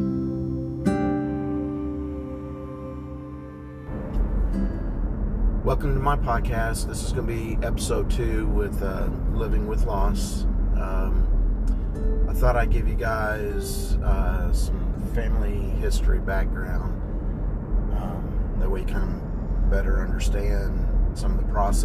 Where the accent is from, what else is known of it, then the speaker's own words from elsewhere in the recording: Kentucky, United States; also born or lived in Ohio / Kansas; back in 1974, you know, at that time we were living in Ohio. I was 4 years old. My parents had moved down to Kentucky